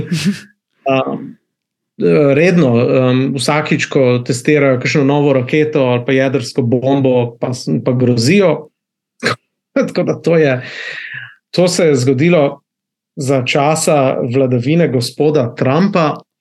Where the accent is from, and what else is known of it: Slovenia; moved away as an adult; also born or lived in Netherlands / Switzerland; now in South Korea